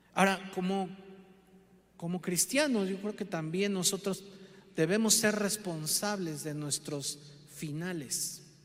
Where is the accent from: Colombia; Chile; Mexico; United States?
Mexico; Como mexicanos